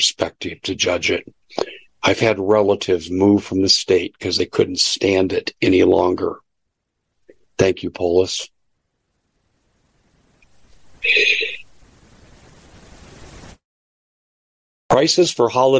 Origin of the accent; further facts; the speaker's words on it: Denver, Colorado, United States; I grew up in the Mile High City